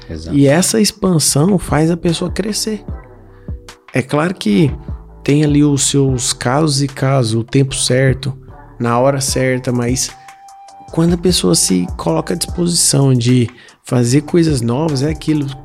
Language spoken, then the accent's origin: Portuguese; Iporá, Goiás, Brazil; also born or lived in Goiânia; now in São Paulo, Brazil; quando eu vim para São Paulo, né, quando eu mudei de Iporá para Goiânia, de Goiânia para São Paulo